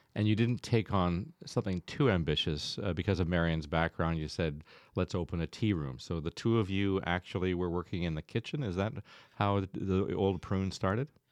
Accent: Stratford, Ontario, Canada; When I grew up in Stratford, I could probably count the restaurants, uh, on one hand

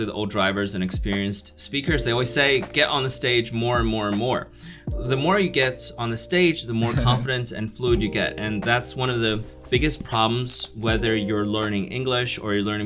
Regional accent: United States; moved away as an adult; also born or lived in New Jersey / New York; now in China; I grew up in New Jersey and New York

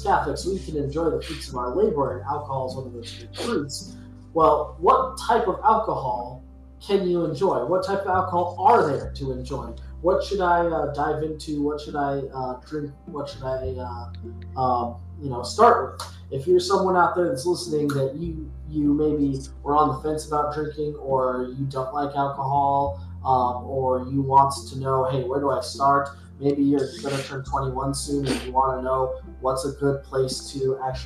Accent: El Paso, Texas, United States; now in Dallas, United States; I'm from El Paso

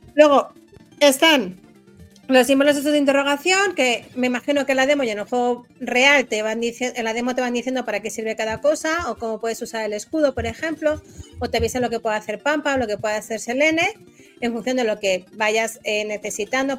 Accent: Spain; como buena española

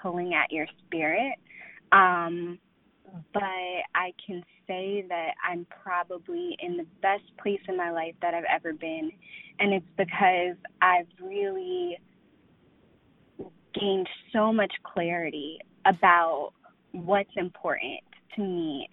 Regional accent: Loudoun County, outside D.C., Virginia, United States; now in Alexandria, United States; I grew up right outside of D.C. in Loudoun County.

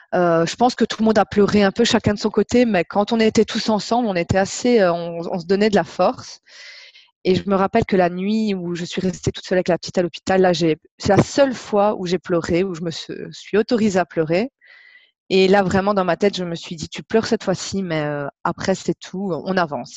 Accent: Belgium; accent: Belgian; je viens euh, de Belgique, ça s'entend je pense

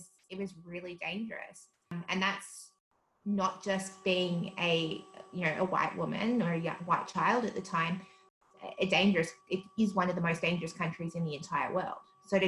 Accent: South Africa; now in Australia; So stark difference. South Africa is such a different country.

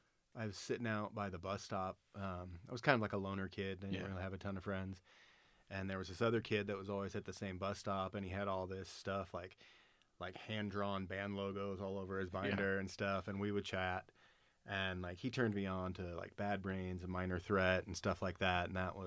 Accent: Reno, Nevada, United States; In Reno? Yeah, I was born here.

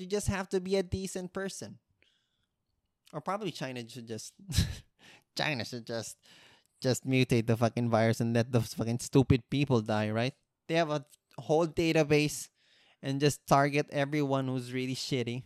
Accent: Philippines

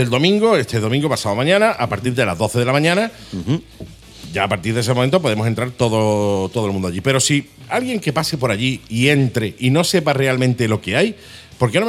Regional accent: Málaga, Andalusia, Spain; somos malagueños

